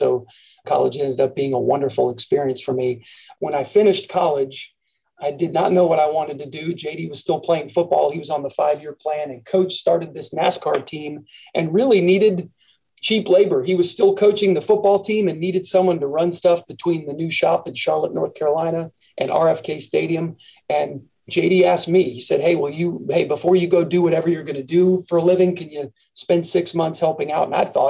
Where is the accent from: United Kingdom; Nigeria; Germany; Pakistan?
Germany; Frankfurt, Hesse; born there; I was born in Frankfurt, Germany.